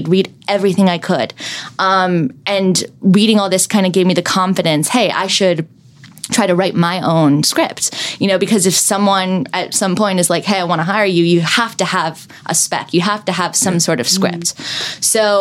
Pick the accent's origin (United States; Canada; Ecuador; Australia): United States; Calabasas, California; I grew up sort of in LA, I grew up in Calabasas